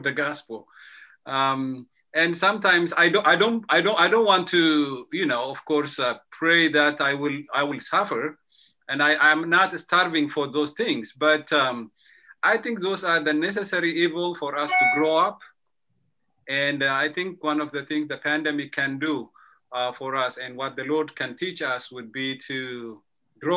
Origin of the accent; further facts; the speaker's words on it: Ethiopia; now in near Washington, D.C., United States; I'm originally from Ethiopia